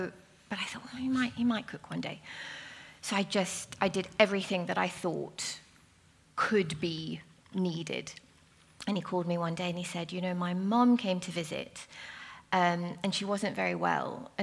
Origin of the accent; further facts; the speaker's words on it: South Africa; now in London, United Kingdom; I'm South African